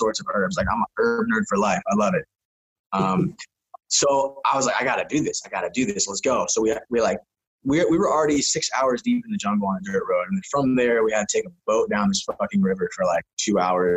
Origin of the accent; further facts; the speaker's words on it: San Diego, California, United States; moved away as an adult; also born or lived in Spain; I grew up blading around San Diego.